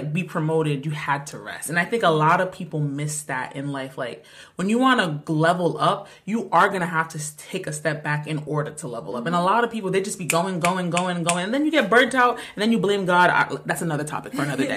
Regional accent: Rhode Island, United States; we're from the smallest state in America

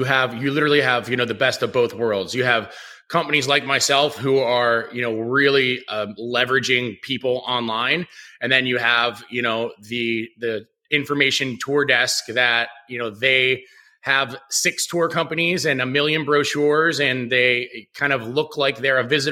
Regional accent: Pittsburgh, Pennsylvania, United States; moved away as an adult; now in Las Vegas, United States; I'm from Pittsburgh, Pennsylvania originally. I moved to Vegas in the beginning of 2011

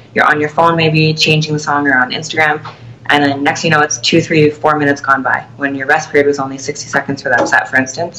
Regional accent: Toronto, Ontario, Canada; I will be at the Toronto Pro Show as well, my hometown

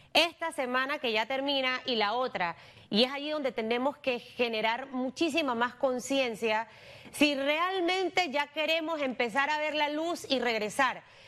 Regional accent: Panama; somos así los panameños

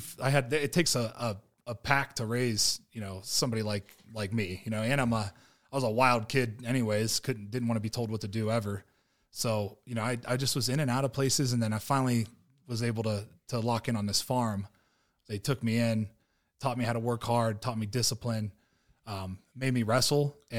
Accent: Ohio, United States; from Ohio. So just south of Youngstown, and, had a pretty rough childhood, bounced around a lot.

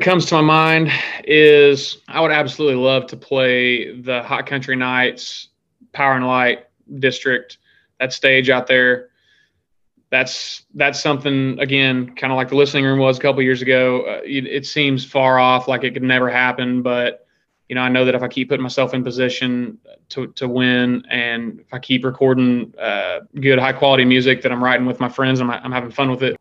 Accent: Pleasant Hill, Missouri, United States; moved away as an adult; now in Nashville, United States; I am originally from Pleasant Hill, Missouri, which is uh, just southeast of Kansas City.

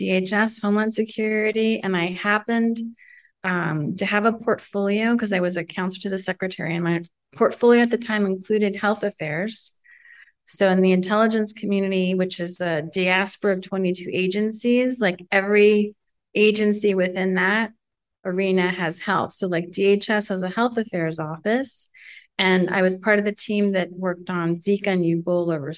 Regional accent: New York City, New York, United States; I was born and raised in Manhattan where they met and fell in love

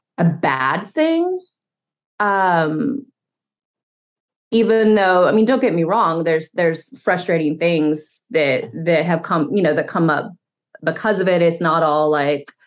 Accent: Knoxville, Tennessee, United States; I grew up right outside of Knoxville, Tennessee

